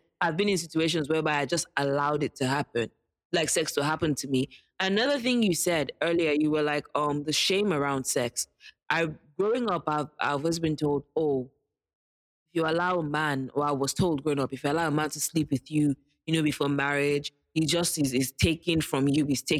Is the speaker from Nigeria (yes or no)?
yes; Nigeria; And as a Nigerian, I'll second